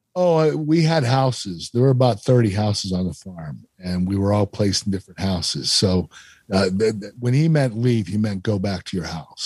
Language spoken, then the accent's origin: English; Pennsylvania, United States; I was from Pennsylvania